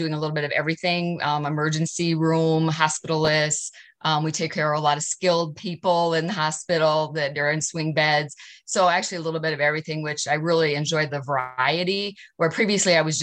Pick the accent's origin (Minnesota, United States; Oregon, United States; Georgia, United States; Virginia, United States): Minnesota, United States; Adrian; the first 12 years, I actually was in my hometown and practiced the rural medicine